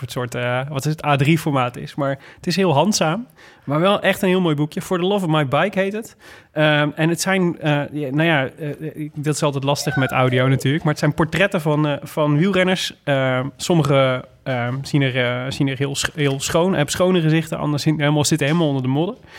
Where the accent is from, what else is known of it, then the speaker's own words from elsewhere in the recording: Made, North Brabant, Netherlands; moved away; Ik kom uit Maden oorspronkelijk